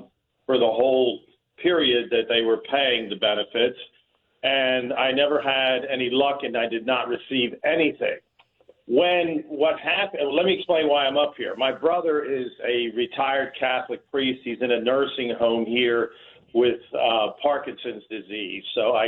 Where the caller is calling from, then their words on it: Toronto, Ontario, Canada; I am calling you from Toronto, Canada.